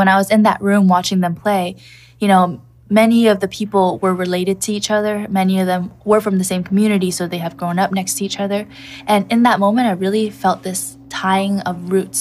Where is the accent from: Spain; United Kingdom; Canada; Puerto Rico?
Canada; moved away as an adult; now in Kamikatsu, Japan; growing up in Canada